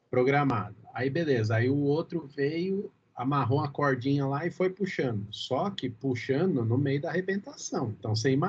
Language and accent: Portuguese; Brazil; eu acho que a gente, como brasileiro nato, a gente não tem a menor capacidade de prevenção, cara.